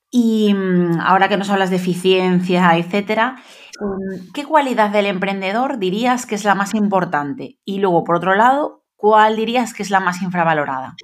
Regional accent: Galicia, Spain; nosotros somos de Galicia

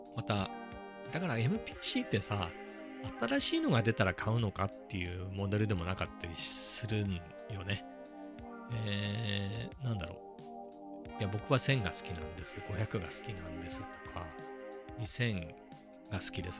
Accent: Ibaraki, Japan; 僕の地元は茨城ですけど、あの、生まれ育ったのはね。

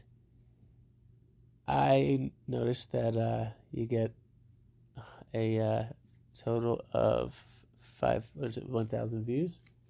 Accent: New Jersey, United States; now in Denver, United States; I'm from New Jersey.

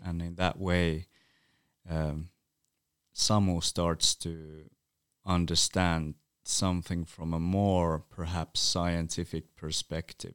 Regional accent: Utsjoki, Lapland, Finland; first language North Sami; English is a second language; I grew up in a small village, uh, called Åtsjok or Åtsjoki, which is a Sámi village

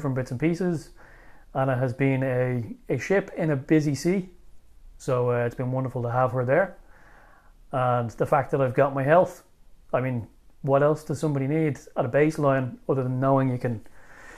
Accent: Ireland; also born or lived in Bulgaria; moving home and reintegrating into Irish life

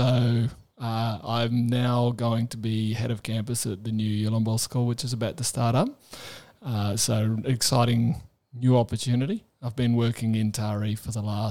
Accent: Adelaide, South Australia, Australia; I was growing up in Adelaide

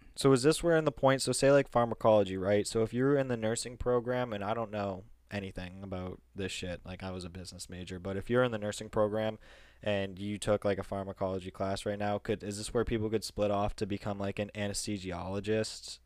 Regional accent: Massachusetts, United States; we're from Massachusetts

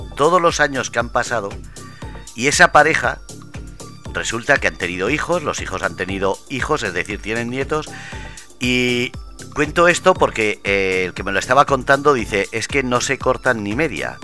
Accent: Ermua, Basque Country, Spain; en Euskadi, eh, por ejemplo, en mi pueblo, en Hermoa

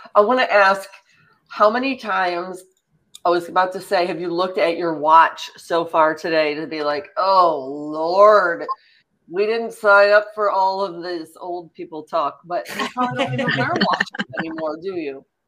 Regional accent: St. Louis, Missouri, United States; I grew up in St. Louis

